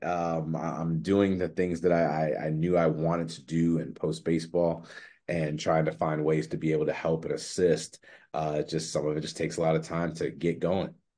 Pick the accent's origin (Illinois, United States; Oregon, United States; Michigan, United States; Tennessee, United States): Illinois, United States; Chicago; I'm from Chicago